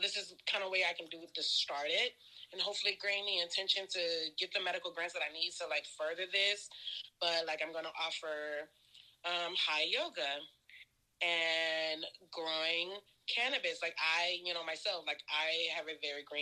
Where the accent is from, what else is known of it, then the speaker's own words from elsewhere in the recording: Texas, United States; also born or lived in Whidbey Island, Washington; now in Portland, United States; I am originally from Texas. I've been here in Portland, actually, for like... 3 years, I think